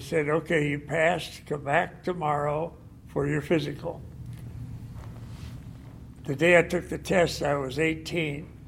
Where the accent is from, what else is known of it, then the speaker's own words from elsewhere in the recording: St. Marys, Ohio, United States; I grew up in Ohio, and I graduated from high school and went. My home was in a little town named St. Mary's, 60 miles north of Dayton.